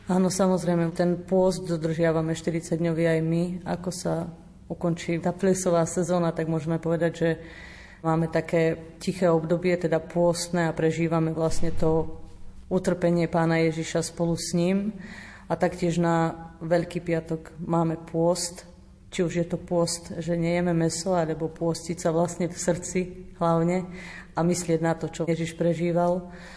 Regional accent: Novohrad, Mýtna, Banská Bystrica Region, Slovakia; ja som z Novohradu, teda konkrétne z Márinca, čo je asi 14 kilometrov

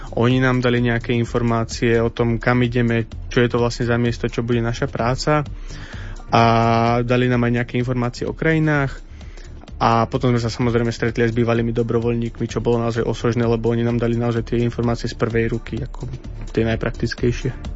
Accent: Lučenec, Banská Bystrica Region, Slovakia; moved away as an adult; now in Prague, Czech Republic; som z Lučenca, ale už žijem v Prahe

